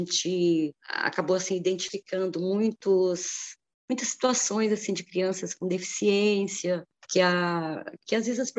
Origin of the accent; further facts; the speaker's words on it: Gonçalves, Minas Gerais, Brazil; moved away; also born or lived in São José dos Campos / Taubaté / Paraisópolis; acabei voltando para minha cidade natal